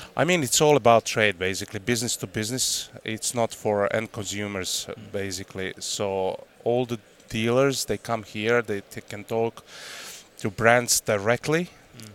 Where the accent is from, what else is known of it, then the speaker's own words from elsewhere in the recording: Croatia; English is a second language; moved away; I grew up in hunting family. You know, I'm fourth generation of hunters in my family, and uh, I grew up in Croatia.